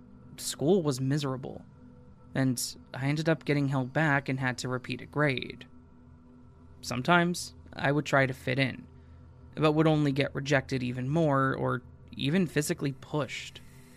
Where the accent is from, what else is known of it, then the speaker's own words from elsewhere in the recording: Fort Lewis, Washington, United States; I was born in Fort Lewis, Washington, in February of 1980. My father was in the U.S. Army, so we moved to Fort Huachuca, Arizona, when I was about a year and a half old.